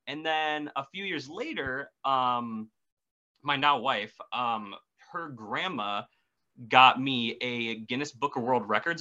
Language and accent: English; Wisconsin, United States; I am from Wisconsin. I live in the middle of the woods